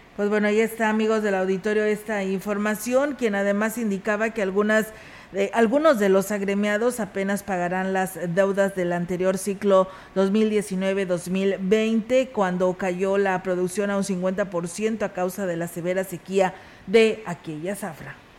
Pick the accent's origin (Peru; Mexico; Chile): Mexico; Ciudad Valles, San Luis Potosí; quienes somos parte de Ciudad Valles